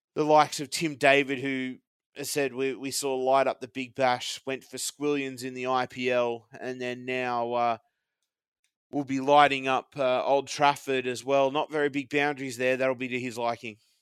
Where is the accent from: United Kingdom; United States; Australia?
Australia; being Aussie